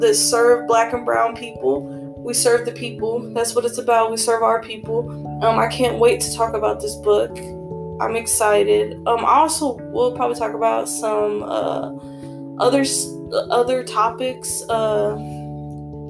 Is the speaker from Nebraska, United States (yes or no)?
yes; Omaha, Nebraska, United States; I'm from Omaha, Nebraska